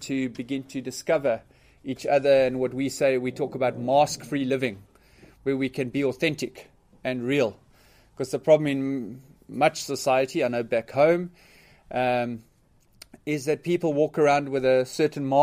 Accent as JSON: {"language": "English", "town": "Port Elizabeth", "region": "Eastern Cape", "country": "South Africa", "tie": "born or raised there", "said": "I was born and bred in South Africa in a city called Port Elizabeth"}